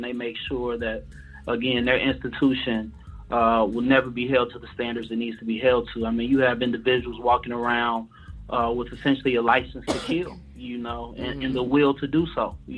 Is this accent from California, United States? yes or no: no; Chicago, Illinois, United States; I'm from Chicago